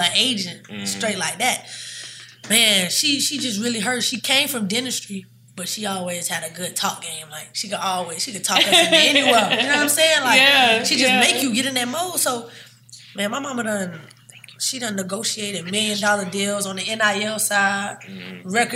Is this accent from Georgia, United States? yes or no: yes; Savannah, Georgia, United States; I'm from Savannah